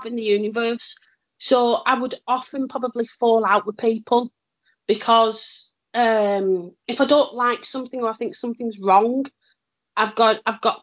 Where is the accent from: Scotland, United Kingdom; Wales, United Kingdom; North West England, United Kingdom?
North West England, United Kingdom; Lancashire; we're from Lancashire